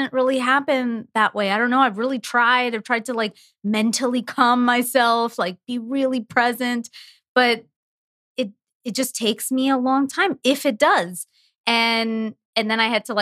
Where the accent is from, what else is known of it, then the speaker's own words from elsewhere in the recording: Canada; I'm from Canada